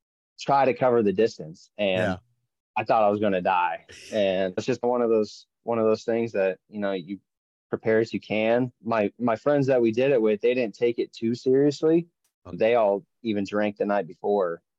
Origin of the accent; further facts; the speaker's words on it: Westmoreland, Kansas, United States; also born or lived in Manhattan, Kansas / Topeka, Kansas; I grew up north of Manhattan in a little town called Westmoreland